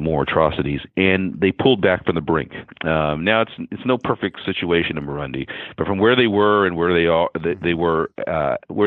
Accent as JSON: {"language": "English", "town": "San Francisco", "region": "California", "country": "United States", "tie": "born or raised there", "also_born_or_lived": "New York", "said": "I was born in San Francisco, California. My family is, my dad's side is Cherokee from Oklahoma, and he relocated to the Bay Area. Met my mom, and that's where I grew up"}